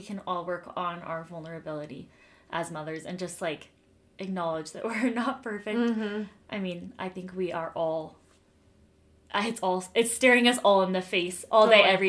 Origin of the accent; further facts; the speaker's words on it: Denver, Colorado, United States; moved away as an adult; now in Utah, United States; I'm from Denver, as I've said before, and my family lived in Denver until a couple of years ago.